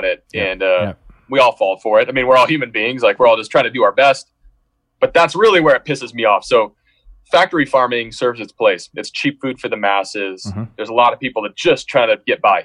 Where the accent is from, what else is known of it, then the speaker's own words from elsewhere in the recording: Seattle, Washington, United States; moved away as an adult; also born or lived in Irvine / Los Angeles; we're from Seattle, you know, we're from urban areas